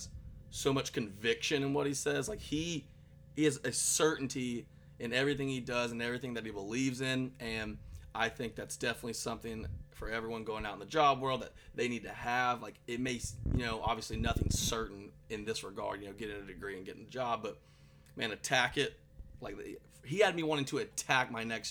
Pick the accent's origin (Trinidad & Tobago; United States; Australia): United States; Athens, Georgia; I'm from Athens, like I said, went to school here in Athens.